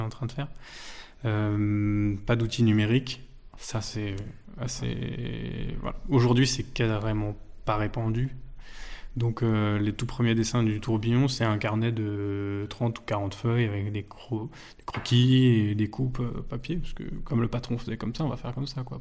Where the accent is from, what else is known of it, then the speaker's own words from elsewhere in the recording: Vexin, Île-de-France, France; Je suis originaire du Vexin, c'est les, jardins de Paris au, nord de, au nord de la capitale, à une vingtaine de minutes euh, du centre de Paris. Euh, et, voilà, j'ai grandi là-bas